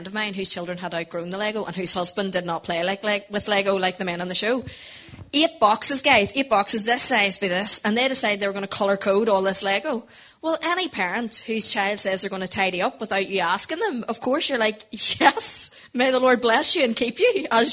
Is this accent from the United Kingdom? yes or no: yes; Portadown, Northern Ireland, United Kingdom; We are from Portadown originally